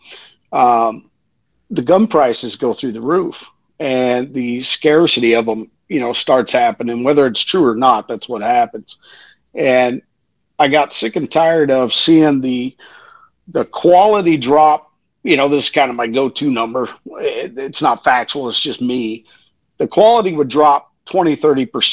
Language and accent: English; Pasadena, Texas, United States; I'm from the South. I'm from the Houston, Pasadena area